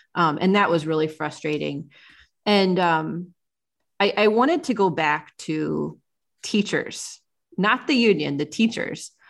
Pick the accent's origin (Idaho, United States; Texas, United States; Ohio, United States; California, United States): Ohio, United States; the small town where I grew up in Ohio